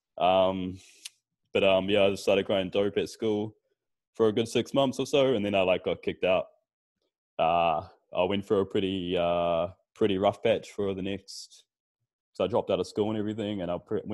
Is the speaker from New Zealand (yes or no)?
yes; Auckland, New Zealand; I grew up in New Zealand. Like, obviously, I'm from here